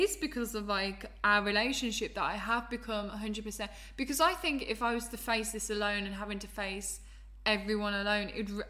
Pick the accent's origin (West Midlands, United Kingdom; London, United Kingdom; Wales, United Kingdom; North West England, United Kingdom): West Midlands, United Kingdom; Birmingham; I'm from Birmingham.